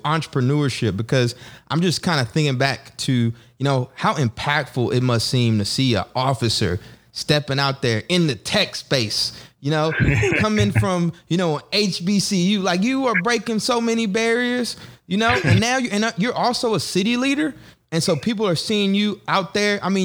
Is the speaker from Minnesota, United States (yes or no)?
no; College Station, Texas, United States; I'm from College Station